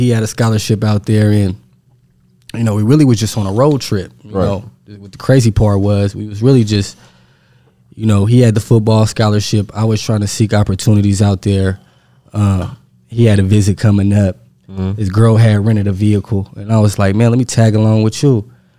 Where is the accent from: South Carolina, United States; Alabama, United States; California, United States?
California, United States; Stockton; I'm from Stockton, California, about 40 minutes from Oakland.